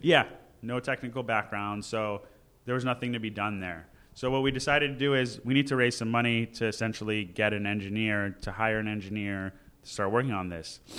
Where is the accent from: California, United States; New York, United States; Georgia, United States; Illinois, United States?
California, United States; Los Angeles; I grew up in the Valley